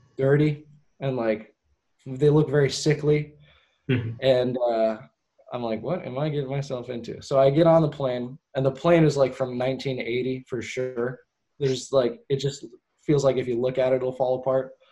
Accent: Portland, United States; my hometown. Because I have a lot of pride in Portland.

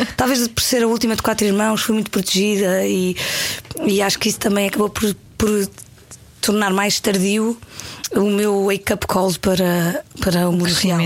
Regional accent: Paderno, Algarve, Portugal; born or raised there; moved away; also born or lived in Lisbon

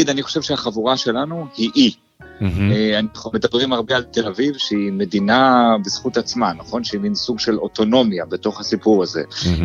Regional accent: Jerusalem, Jerusalem District, Israel; כשאני גדלתי בירושלים, אה, החלוקה הייתה פחות או יותר אתה יכול להיות או ארס או פריק.

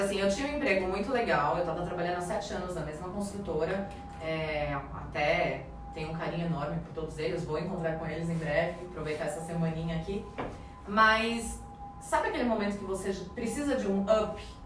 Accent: Brazil; moved away as an adult; now in Ireland; somos brasileiros

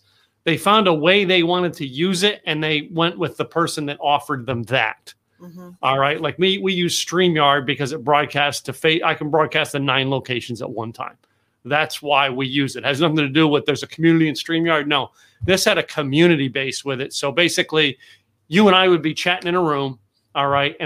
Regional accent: Lehigh Valley, Pennsylvania, United States; now in Texas, United States; I grew up in Pennsylvania and Lehigh Valley, Pennsylvania

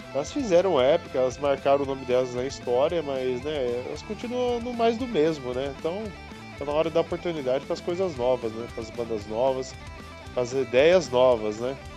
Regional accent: Hortolândia, São Paulo, Brazil; eu sou de Hortolândia, tinha que ir pra Campinas

